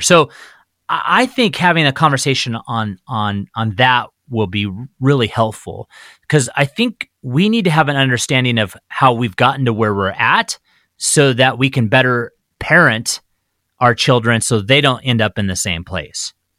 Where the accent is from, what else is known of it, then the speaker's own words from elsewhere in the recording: Phoenix, Arizona, United States; now in Spokane, United States; I grew up in the Southwest, in Arizona, in Phoenix.